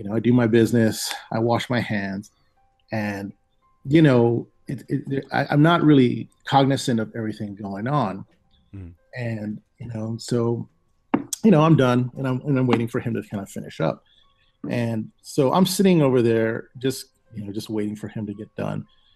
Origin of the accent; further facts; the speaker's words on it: Hawaii, United States; moved away; also born or lived in Savannah; I'm originally from Hawaii